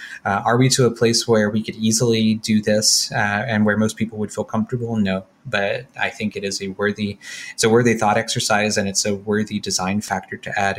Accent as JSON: {"language": "English", "town": "New Orleans", "region": "Louisiana", "country": "United States", "tie": "born or raised there", "said": "I grew up in New Orleans, so I already knew how to drink."}